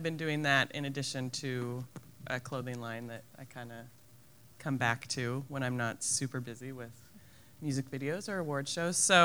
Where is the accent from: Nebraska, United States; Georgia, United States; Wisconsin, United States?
Nebraska, United States; Lincoln; born and raised Lincoln citizen.